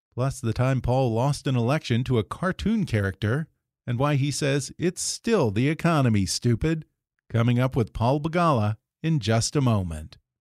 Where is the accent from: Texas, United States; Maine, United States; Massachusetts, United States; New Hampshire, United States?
Texas, United States; Richmond; I am originally from Richmond, Texas